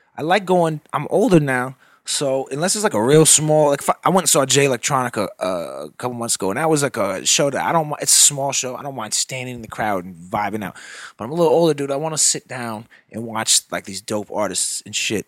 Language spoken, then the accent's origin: English; Nevis, St. Kitts & Nevis; moved away; Nevis is, like, the smaller of the two. That's the one I grew up on.